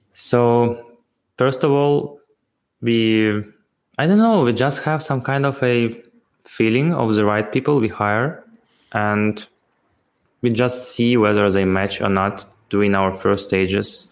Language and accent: English; Ukraine; I'm also from Ukraine